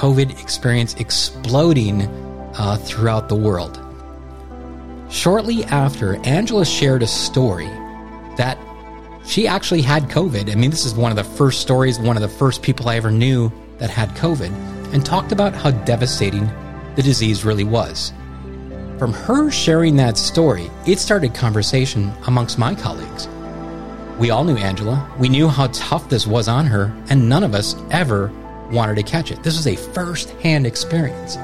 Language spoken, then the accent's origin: English; United States; Being an American citizen